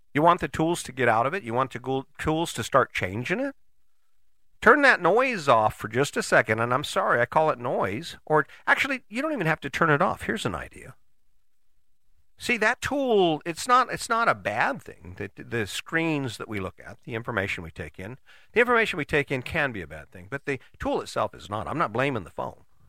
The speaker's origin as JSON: {"language": "English", "country": "United States", "said": "as an American"}